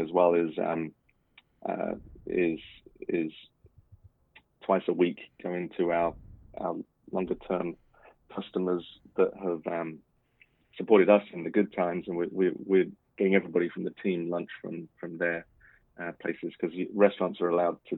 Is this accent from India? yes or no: no; United Kingdom; moved away as an adult; now in Washington, United States; being a Brit